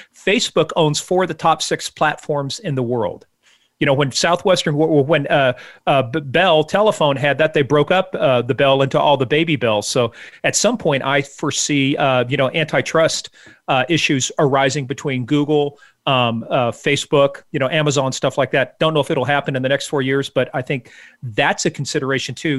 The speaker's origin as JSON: {"language": "English", "country": "Iran", "tie": "born or raised there", "moved": "yes", "said": "I grew up in Iran, uh, back in, you know, the days when the Shah was in power"}